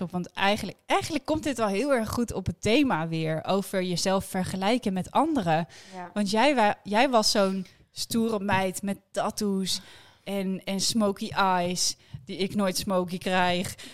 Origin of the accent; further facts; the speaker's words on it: Amsterdam, North Holland, Netherlands; we komen uit de Jordaan.